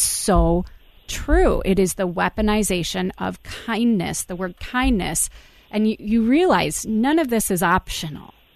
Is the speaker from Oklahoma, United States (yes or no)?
no; Iowa, United States; my home state of Iowa